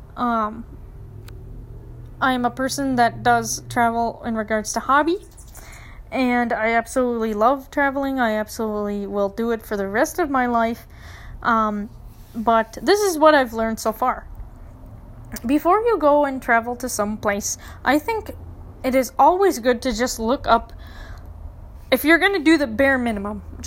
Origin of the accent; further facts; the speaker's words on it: Minneapolis, Minnesota, United States; moved away as an adult; now in Tucson, United States; I'm from Minneapolis